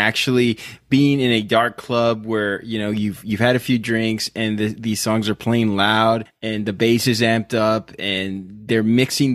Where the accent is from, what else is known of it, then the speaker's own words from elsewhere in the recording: Rio Grande Valley, Texas, United States; we're from the Rio Grande Valley